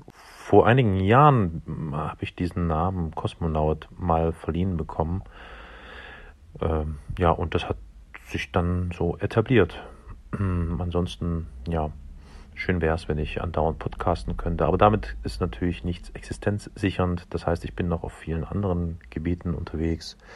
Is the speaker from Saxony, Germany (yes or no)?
yes; Dresden, Saxony, Germany; Ich komme aus Dresden und ähm, Dresden ist bekanntlicherweise ein, hm, wie soll ich sagen, schwieriges, heißes Pflaster politisch und ein echtes Drama.